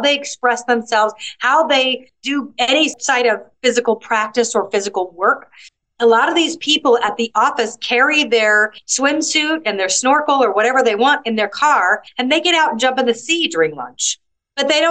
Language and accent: English; United States; moved away as an adult; now in Malta; I grew up in America